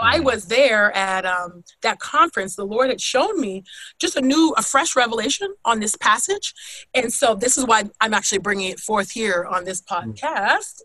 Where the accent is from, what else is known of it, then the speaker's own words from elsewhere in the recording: California, United States; growing up in California